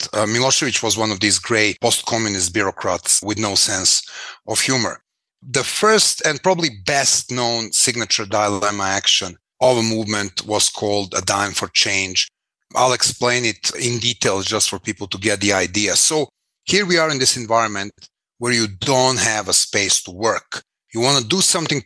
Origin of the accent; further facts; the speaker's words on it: Belgrade, Serbia; I was born in Belgrade, 1973